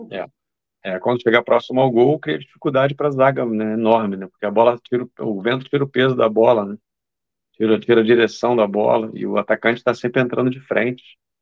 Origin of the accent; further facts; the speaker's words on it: Duque de Caxias, Rio de Janeiro, Brazil; moved away as an adult; now in Faroe Islands; da minha terra. Terra boa, a Baixada Fluminense.